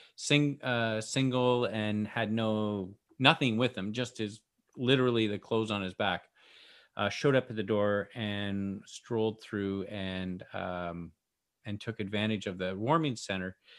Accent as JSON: {"language": "English", "town": "Victoria", "region": "British Columbia", "country": "Canada", "said": "we're from B C, Canada."}